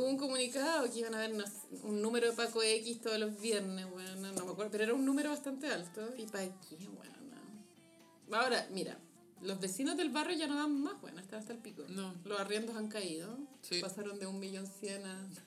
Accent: Chile; como chileno

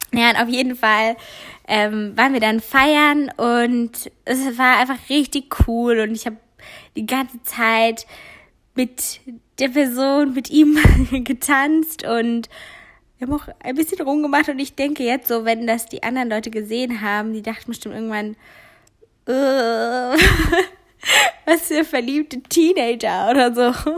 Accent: Giessen, Hesse, Germany; moved away; ich komme aus der Ecke Gießen

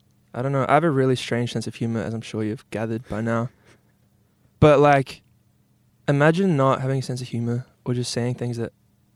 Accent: New Zealand; also born or lived in England; then they came back to New Zealand, and I was like 1 year old. So I'm very much like, you know, Kiwi. I was born in England.

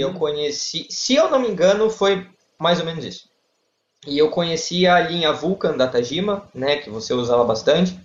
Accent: Santos, São Paulo, Brazil; eu sou de Santos, litoral de São Paulo, e eu sou advogado

